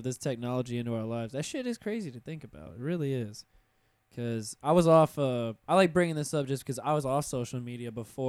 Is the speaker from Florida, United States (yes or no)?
yes; Pensacola, Florida, United States; Pensacola is my hometown.